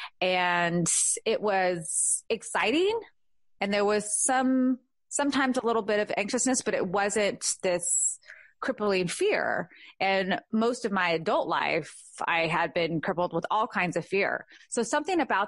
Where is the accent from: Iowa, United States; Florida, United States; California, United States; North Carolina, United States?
California, United States; born or raised there; now in Georgia, United States